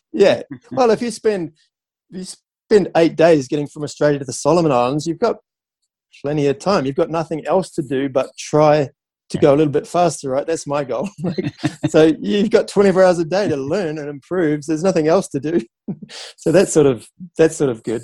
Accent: New Zealand; growing up in New Zealand on the beach

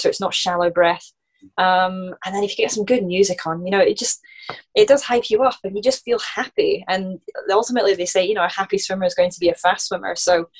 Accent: Scotland, United Kingdom; in my home country. It's in Scotland

